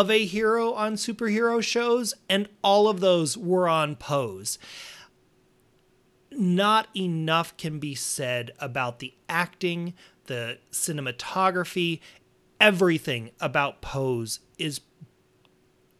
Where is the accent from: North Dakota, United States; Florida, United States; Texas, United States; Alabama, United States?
North Dakota, United States; Montana, Wyoming; growing up in North Dakota, Montana, Wyoming